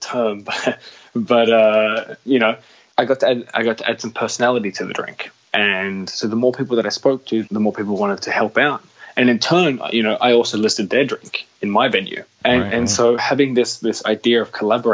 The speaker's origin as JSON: {"language": "English", "town": "Sydney", "region": "New South Wales", "country": "Australia", "also_born_or_lived": "Northern Europe (Nordics)", "moved": "as an adult", "said": "I'm an outsider living here in Europe. You know, I come from Sydney, Australia"}